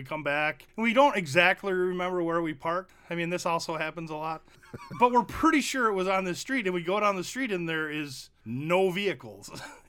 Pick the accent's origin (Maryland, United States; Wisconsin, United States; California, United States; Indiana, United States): Wisconsin, United States; Janesville; And we're from Wisconsin.